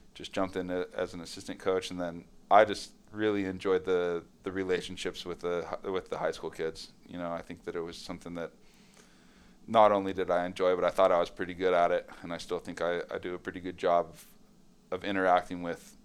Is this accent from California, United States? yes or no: yes; San Clemente, California, United States; also born or lived in Los Angeles; San Clemente now it's not a small town. That's, you know, 65,000 people